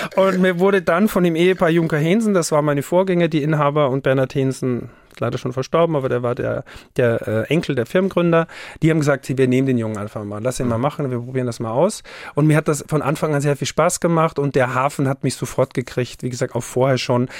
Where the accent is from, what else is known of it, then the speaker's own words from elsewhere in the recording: Haus, Styria, Austria; now in Hamburg, Germany; Haus im Enztal ist mein Heimatort. Das ist in der Dachstein-Dauern-Region, der höchste Berg in der Steiermark.